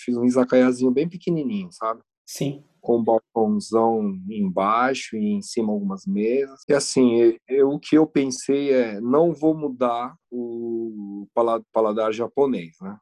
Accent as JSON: {"language": "Portuguese", "country": "Brazil", "also_born_or_lived": "Japan", "moved": "yes", "said": "na época que eu saí do Brasil"}